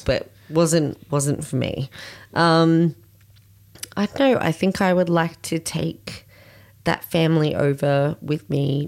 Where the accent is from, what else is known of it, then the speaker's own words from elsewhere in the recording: Australia; here in Australia